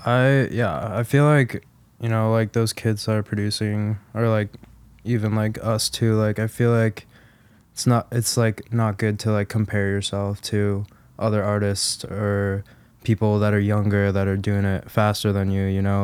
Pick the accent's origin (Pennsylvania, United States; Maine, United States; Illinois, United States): Illinois, United States; Chicago; Lala is, like, where my hometown is